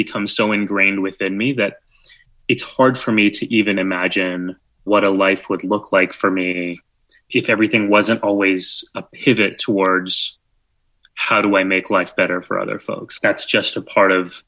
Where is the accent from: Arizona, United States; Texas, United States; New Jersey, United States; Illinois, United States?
Texas, United States; San Antonio; now in New York City, United States; I did growing up in San Antonio or where I live now in New York